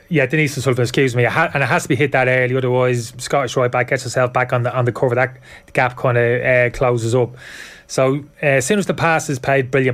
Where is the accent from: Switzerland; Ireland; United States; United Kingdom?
Ireland; we're lucky being Irish